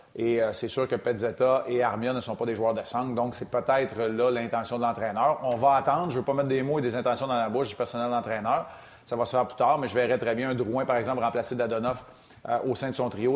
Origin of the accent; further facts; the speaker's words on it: Quebec, Canada; chez nous au Québec